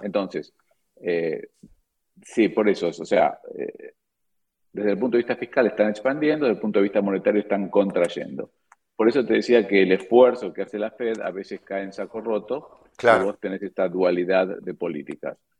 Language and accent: Spanish; Argentina; como argentino